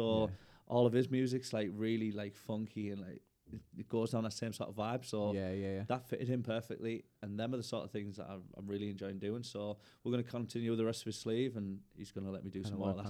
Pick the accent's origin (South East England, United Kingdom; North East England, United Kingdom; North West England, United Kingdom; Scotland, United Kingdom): North East England, United Kingdom; Middlesbrough; I'm from Middlesbrough.